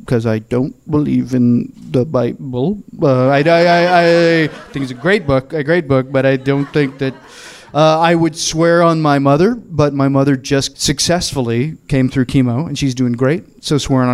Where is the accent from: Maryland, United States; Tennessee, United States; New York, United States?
Tennessee, United States; Murfreesboro; now in Los Angeles, United States; I am from the South. My family is very Southern, and we're from a small town called Murfreesboro, which is 30 miles south of Nashville